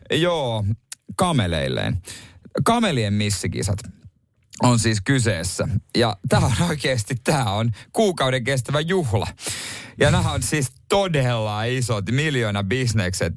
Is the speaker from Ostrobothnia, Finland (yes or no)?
yes; Ostrobothnia, Finland; meillä Pohjanmaalla